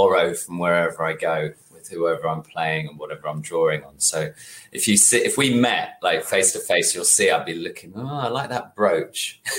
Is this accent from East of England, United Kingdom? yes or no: yes; Welwyn Garden City, East of England, United Kingdom; also born or lived in Stoke / Bristol; now in London, United Kingdom; originally I'm from Welling Garden City. Like nobody knows where that is.